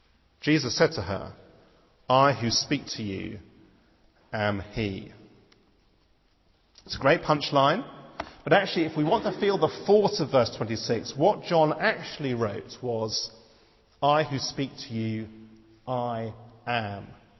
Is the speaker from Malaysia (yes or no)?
yes; Malaysia; I spent 4 years of my life growing up in Malaysia.